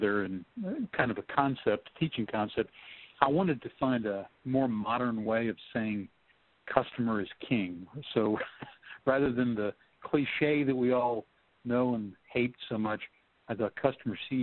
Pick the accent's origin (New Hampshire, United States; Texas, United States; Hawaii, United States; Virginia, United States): Texas, United States; I'm from Texas